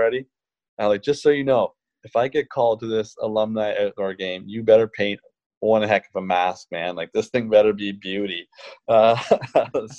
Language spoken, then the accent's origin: English; outside of Toronto, Ontario, Canada; growing up outside of Toronto in a smaller town